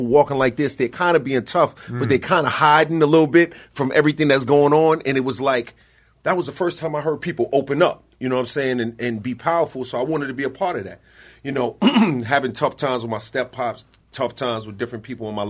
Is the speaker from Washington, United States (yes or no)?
no; New York City, New York, United States; growing up in Queens, you feel like almost forgotten